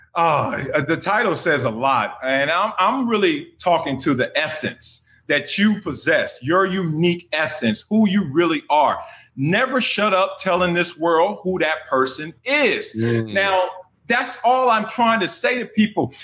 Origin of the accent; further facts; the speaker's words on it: Los Angeles, California, United States; I grew up in Los Angeles, Compton, California, South Central in the 70s, in the 80s